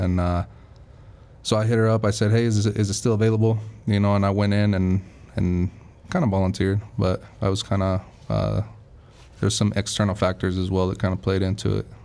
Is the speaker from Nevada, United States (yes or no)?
yes; Las Vegas, Nevada, United States; moved away as an adult; also born or lived in California; I was born in California and then I was kind of raised in Vegas, so I claim Vegas as my home